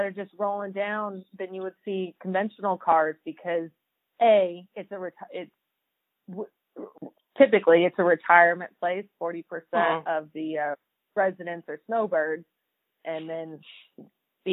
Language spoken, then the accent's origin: English; San Bernardino, California, United States; also born or lived in Indianapolis; now in Lake Havasu City, United States; growing up in Southern California by San Bernardino